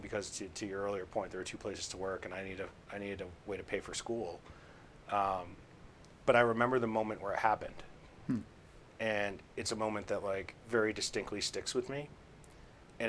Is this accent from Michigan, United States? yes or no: no; Victor, New York, United States; moved away; also born or lived in Boston; I grew up more in the farm side of that. So I grew up in a place called Victor. So that would be kind of like the southeast side of Rochester.